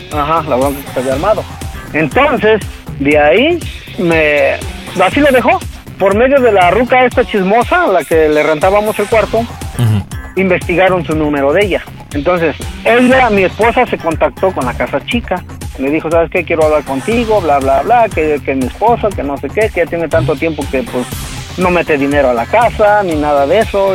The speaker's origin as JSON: {"language": "Spanish", "town": "Toluca", "region": "State of Mexico", "country": "Mexico", "moved": "yes", "said": "Nosotros somos de Toluca"}